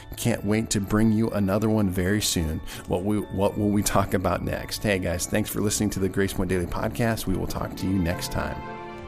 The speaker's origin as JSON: {"language": "English", "region": "Nebraska", "country": "United States", "tie": "born or raised there", "moved": "yes", "lives_now": "Missouri, United States", "said": "my home state of Nebraska"}